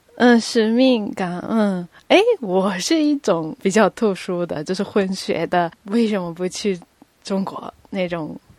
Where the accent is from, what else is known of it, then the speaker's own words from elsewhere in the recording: Tokyo, Japan; first language Japanese; Chinese is a second language; moved away as an adult; now in Beijing, China; 从小就是出生到高中毕业，一直都在日本东京长大